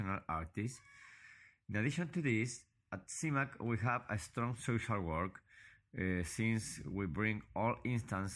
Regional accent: Valparaíso, Chile; I was born in Valparaiso, Chile, and I still live in this city.

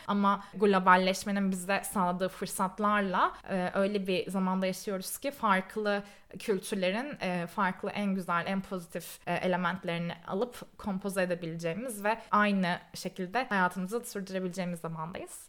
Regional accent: Istanbul, Turkey; moved away as an adult; also born or lived in Canada; now in London, United Kingdom; Ben İstanbul'da doğdum büyüdüm.

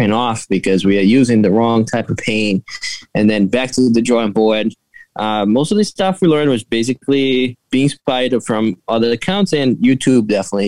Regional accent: Brazil; English is a second language; now in Massachusetts, United States; I'm actually originally from Brazil

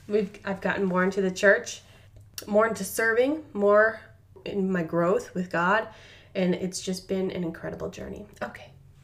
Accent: Arizona, United States; I am from Arizona.

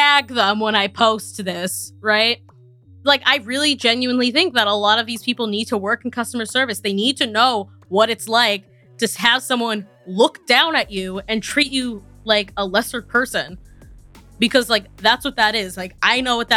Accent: Massachusetts, United States; now in New York, United States; growing up in New England, especially in like Massachusetts

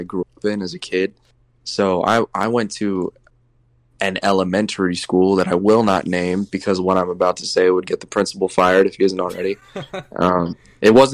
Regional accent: Enterprise, Alabama, United States; moved away; I grew up in Alabama

